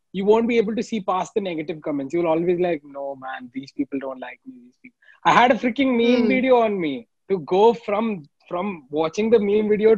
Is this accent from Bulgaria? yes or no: no; India; being an Indian